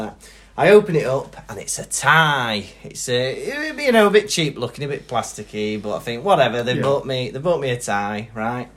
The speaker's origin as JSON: {"language": "English", "region": "Wales", "country": "United Kingdom", "said": "As a Welsh person"}